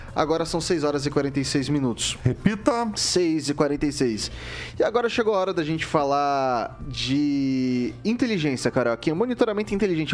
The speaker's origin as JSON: {"language": "Portuguese", "town": "Jaboticabal", "region": "São Paulo", "country": "Brazil", "moved": "yes", "lives_now": "Maringá, Brazil", "said": "eu sou do interior de São Paulo, eu sou de uma cidadezinha bem pequenininha na região de Ribeirão Preto que se chama Jaboticabal."}